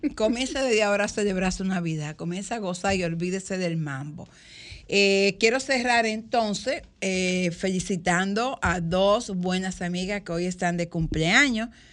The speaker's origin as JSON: {"language": "Spanish", "town": "Higüey", "region": "La Altagracia", "country": "Dominican Republic", "tie": "born or raised there", "said": "en Higüey, en Higüey donde yo nací, yo recuerdo muy pequeñita, cuatro o cinco años"}